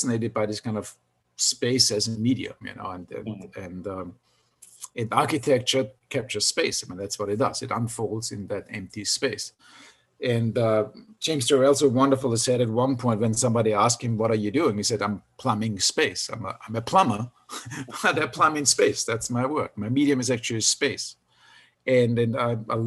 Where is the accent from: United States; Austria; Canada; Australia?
Austria; moved away; since I grew up in Austria